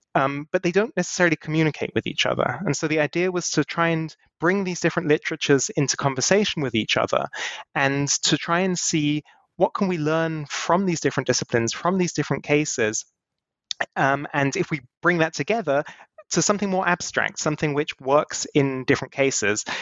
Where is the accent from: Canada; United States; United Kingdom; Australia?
United Kingdom; now in Germany; I was born in the UK